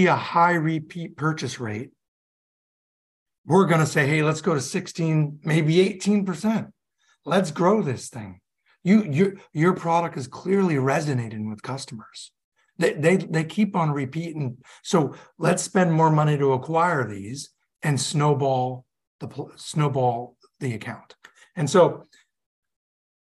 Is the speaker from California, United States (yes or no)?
no; Hudson Valley, upstate New York, United States; moved away as an adult; also born or lived in North Carolina / Utah / Boston; now in South Carolina, United States; I grew up in upstate New York in the Hudson Valley